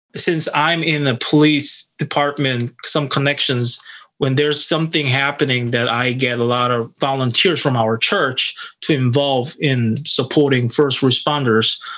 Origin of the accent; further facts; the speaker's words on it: South Korea; now in Minneapolis, United States; I'm originally from South Korea